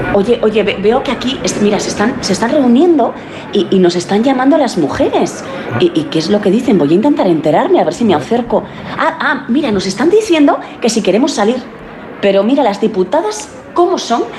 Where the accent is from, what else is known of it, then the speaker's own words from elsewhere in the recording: Aragon, Spain; also born or lived in Madrid; yo soy aragonesa, pero muy madrileña también